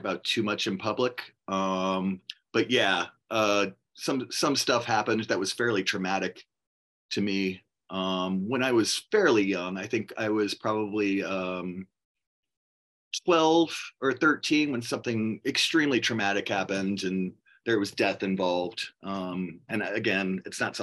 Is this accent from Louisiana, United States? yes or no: yes; New Orleans, Louisiana, United States; I was born in New Orleans. I was born on the West Bank in Algiers